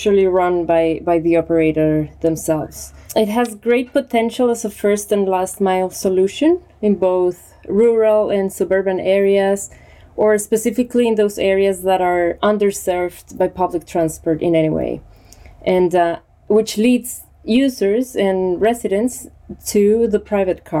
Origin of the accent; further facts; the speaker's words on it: Colombia; moved away as an adult; now in Barcelona, Spain; I'm originally from Colombia, but I live in Barcelona 6 years ago.